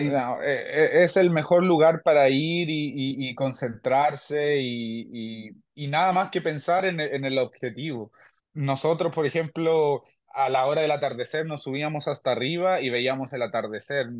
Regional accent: Chile; mi gente chilena

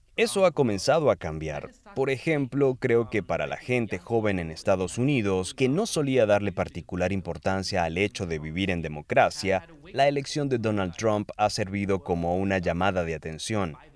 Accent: Germany; Yo nací en Alemania en 1982

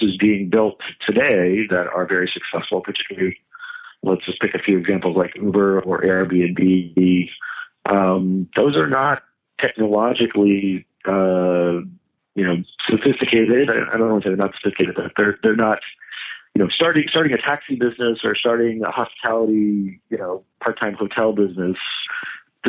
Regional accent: West Virginia, United States; I grew up in West Virginia

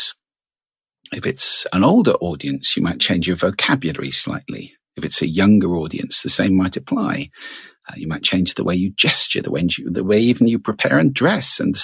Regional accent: United Kingdom; I'm British.

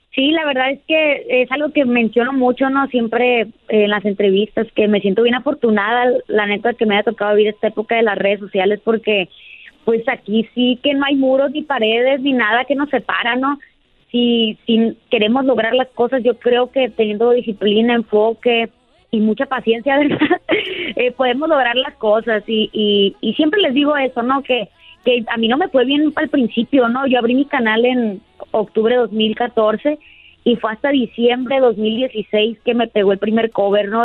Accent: Sinaloa, Mexico; también soy de aquí de Sinaloa

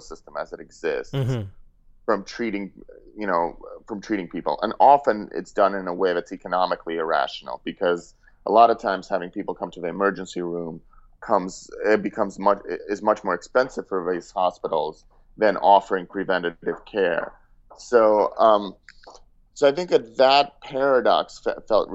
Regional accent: Russia; now in United States; I'm an immigrant. I grew up in Russia and moved here.

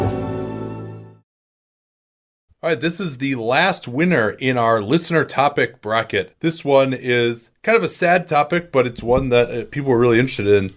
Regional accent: Chicago, Illinois, United States; moved away; growing up in Chicago

